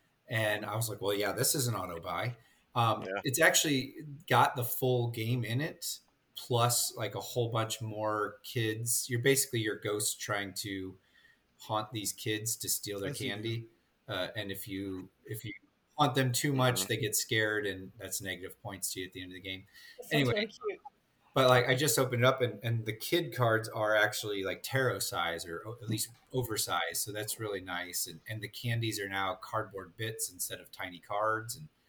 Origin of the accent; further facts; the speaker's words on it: Ireland; I'm Irish, so of course I loved the theme.